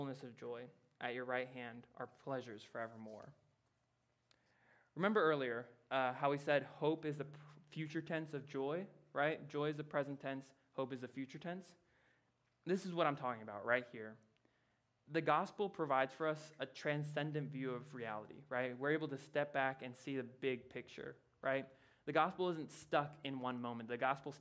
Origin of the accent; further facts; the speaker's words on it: Louisiana, United States; I grew up in Louisiana, right? There, we flood a lot